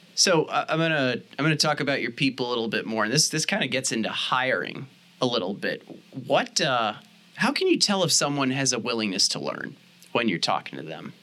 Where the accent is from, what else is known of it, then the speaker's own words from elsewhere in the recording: St. Louis, Missouri, United States; I'm from St. Louis, Missouri originally